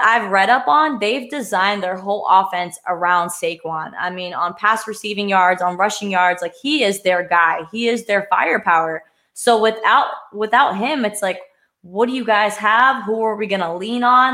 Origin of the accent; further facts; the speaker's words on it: Pennsylvania, United States; I'm from Pennsylvania